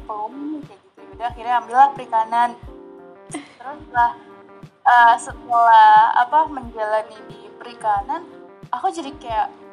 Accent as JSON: {"language": "Indonesian", "region": "Sumatra", "country": "Indonesia", "said": "aku kan orang Sumatera"}